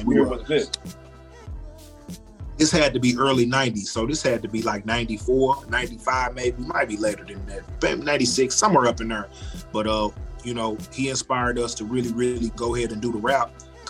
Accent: St. Louis, Missouri, United States; I grew up in a neighborhood called The Pastures. Some people call it Highview. It was kind of like a subsidized neighborhood, kind of like Kenlock, Pagedale, Meacham Park

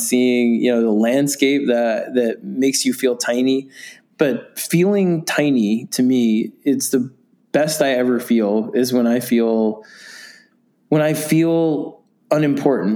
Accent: New York City, New York, United States; I grew up in New York City

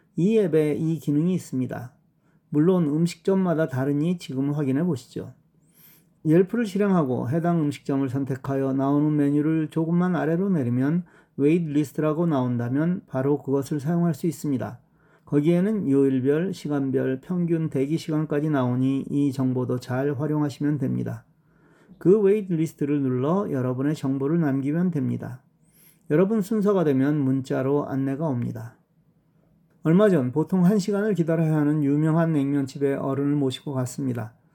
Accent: Seoul, South Korea; 저는 서울 사람이라

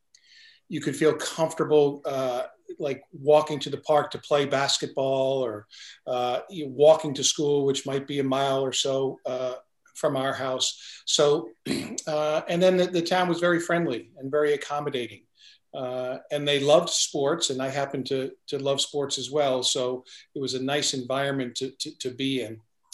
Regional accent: New Jersey, United States; I grew up in a family of 10.

